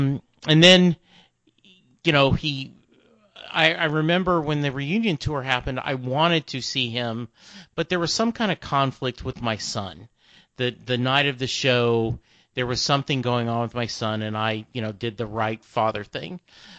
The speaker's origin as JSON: {"language": "English", "town": "Lake Charles", "region": "Louisiana", "country": "United States", "tie": "born or raised there", "said": "I grew up in Lake Charles, Louisiana. That's only 3 hours away from Houston, you know, and I graduated high school in 77."}